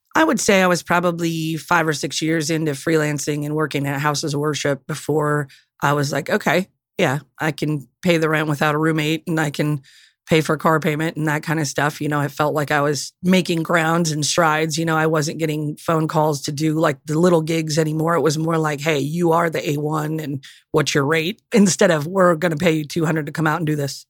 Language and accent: English; Upper Peninsula of Michigan, United States; I grew up in the Upper Peninsula of Michigan